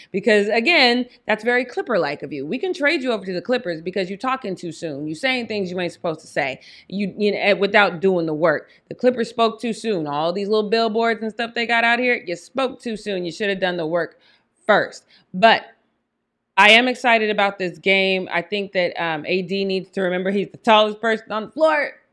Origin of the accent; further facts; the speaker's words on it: Denver, Colorado, United States; I'm from Denver